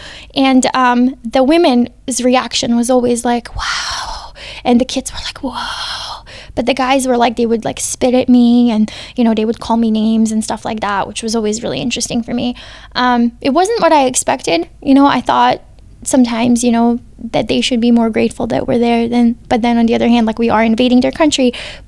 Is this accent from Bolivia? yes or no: no; Bosnia & Herzegovina; now in United States; Being Bosnian helped me more in Iraq and Afghanistan than being American did